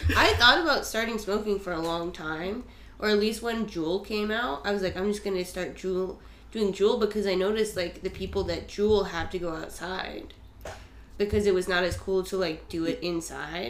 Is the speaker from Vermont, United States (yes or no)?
yes; Vermont, United States; I'm from Vermont.